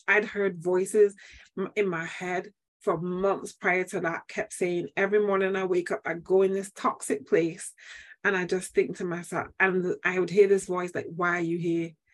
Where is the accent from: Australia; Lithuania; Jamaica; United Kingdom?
United Kingdom; Manchester, North West England; now in Barbados; I am from Manchester, UK. I Yay. was born and bred